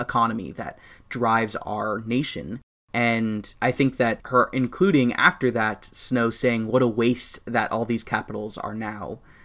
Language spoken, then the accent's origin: English; United States; I'm an American.